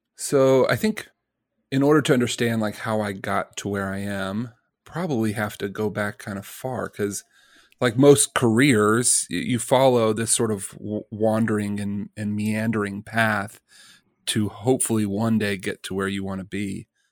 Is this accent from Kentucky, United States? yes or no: no; Birmingham, Alabama, United States; I'm a kid from Birmingham, Alabama